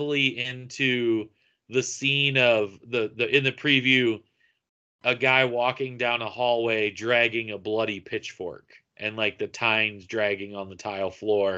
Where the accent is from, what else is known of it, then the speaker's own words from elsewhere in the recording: Iowa, United States; my home state of Iowa.